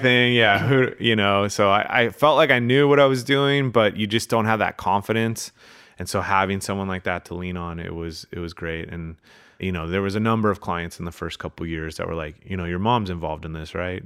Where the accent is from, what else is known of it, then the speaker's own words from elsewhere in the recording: Manhattan Beach, California, United States; I grew up in Manhattan Beach